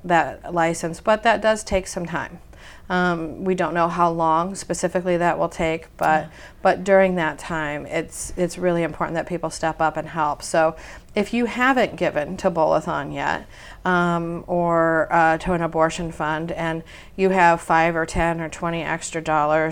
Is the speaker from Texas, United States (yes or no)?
no; Ohio, United States; I'm from Ohio. I'm a Midwesterner too